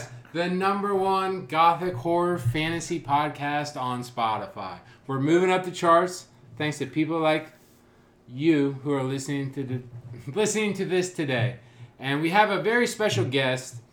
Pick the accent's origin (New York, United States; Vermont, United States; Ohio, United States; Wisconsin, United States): Ohio, United States; Marion; growing up in Marion